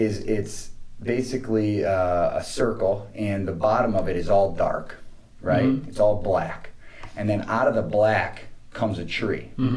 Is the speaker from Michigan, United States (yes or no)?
yes; Michigan, United States; moved away as an adult; also born or lived in Arizona; I'm from Michigan, but I'd spent 9 years in Arizona